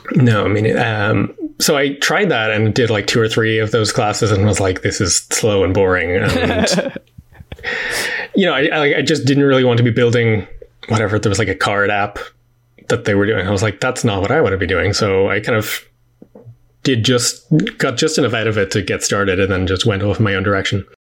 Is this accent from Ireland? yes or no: yes; Dublin, Leinster, Ireland; also born or lived in New York; I am from Dublin in Ireland and have grown up here pretty much all my life.